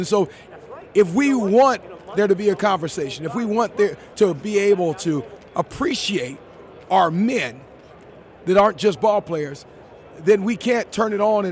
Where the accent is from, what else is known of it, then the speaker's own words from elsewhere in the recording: Anaheim, California, United States; growing up in Anaheim